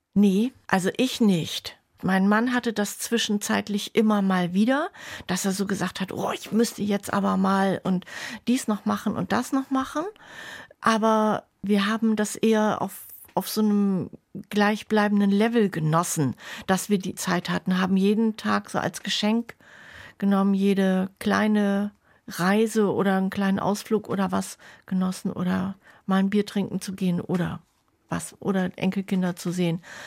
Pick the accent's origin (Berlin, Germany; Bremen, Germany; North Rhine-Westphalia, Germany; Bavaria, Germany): Bremen, Germany; Bremerhaven; moved away; also born or lived in Schwäbisch Gmünd / Swabian village; Ich bin, wie gesagt, in Bremerhaven groß geworden